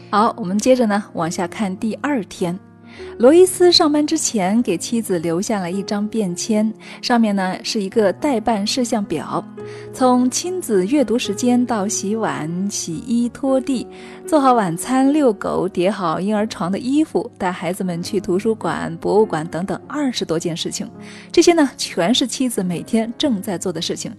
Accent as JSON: {"language": "Chinese", "country": "China", "said": "我们中国人呢，一直是羞于谈论这个话题的"}